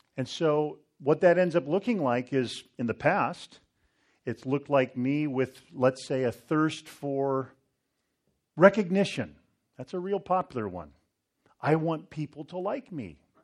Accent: Northern California, United States; I grew up near the American River, up in Northern California

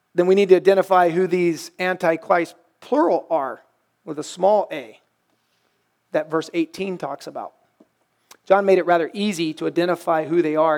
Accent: the Bible Belt, United States; I grew up in the Bible Belt

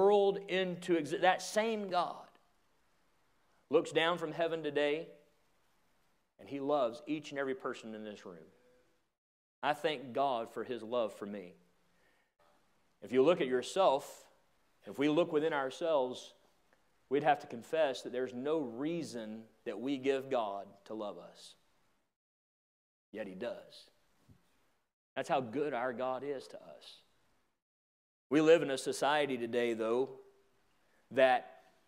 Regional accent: Atlanta, Georgia, United States; I grew up in the Atlanta area, and I lived in a trailer park

